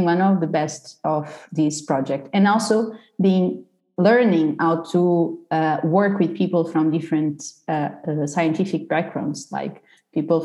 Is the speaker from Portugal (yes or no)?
yes; Portugal; moved away as an adult; I'm from Portugal. So I did the bachelor and the master in Portugal